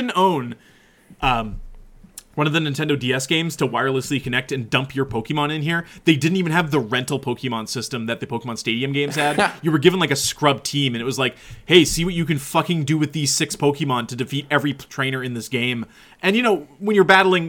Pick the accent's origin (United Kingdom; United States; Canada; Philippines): Canada; we're from Canada